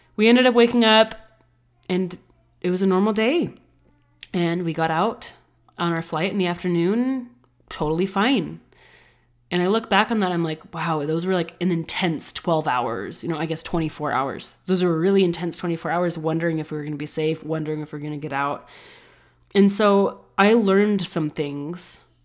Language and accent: English; the West, United States; I'm from the West